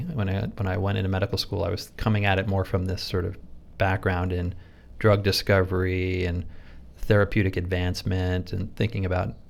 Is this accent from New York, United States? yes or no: no; Rhode Island, United States; moved away as an adult; also born or lived in San Francisco, California; growing up in Rhode Island, you know, we were on the water all the time